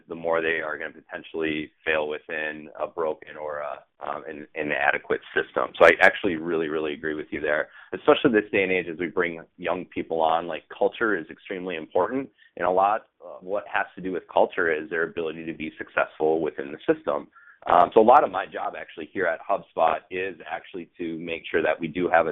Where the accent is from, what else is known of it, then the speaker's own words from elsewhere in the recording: Minneapolis, Minnesota, United States; now in Boston, United States; I am from Minneapolis, Minnesota